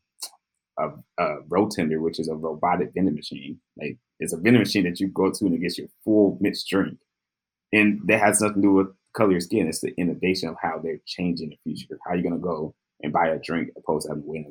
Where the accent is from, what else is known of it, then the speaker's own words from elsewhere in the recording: Jackson, Mississippi, United States; I'm from Jackson, Mississippi